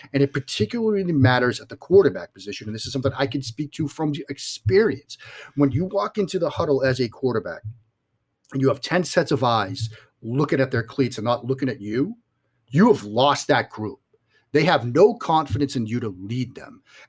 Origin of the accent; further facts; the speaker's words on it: Boston, Massachusetts, United States; accent: Boston; Yes, I'm from the Boston area. I'm a Patriots fan. I have a flagrant Boston accent, even after 43 years on this planet, that I will still flaunt whenever I get the chance.